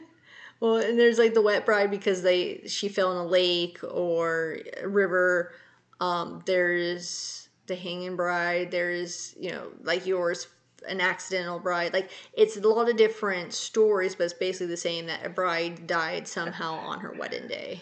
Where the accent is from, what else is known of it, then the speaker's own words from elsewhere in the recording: California, United States; all the wildfires in in California right now. There was some, I guess there was an emergency um, up near my old hometown.